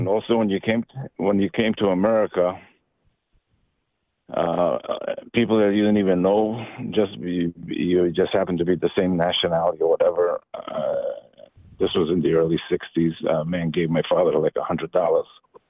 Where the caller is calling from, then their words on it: San Diego, California, United States; also born or lived in Albania; I'm from San Diego. I'm Albanian by birth. So when we escaped from Albania, the land of where Mother Teresa's from, it was communist. We escaped to Yugoslavia.